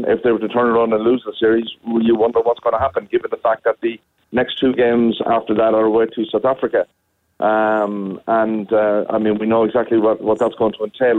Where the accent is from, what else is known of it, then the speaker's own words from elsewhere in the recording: Ireland; as an Irish person